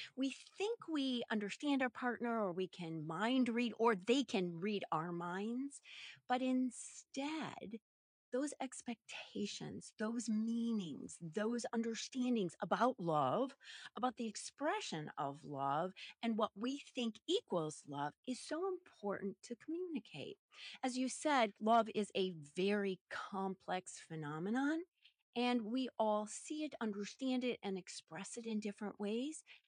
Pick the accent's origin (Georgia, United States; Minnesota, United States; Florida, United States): Minnesota, United States; Minneapolis; I'm a Midwestern gal, born and raised in Minneapolis, Minnesota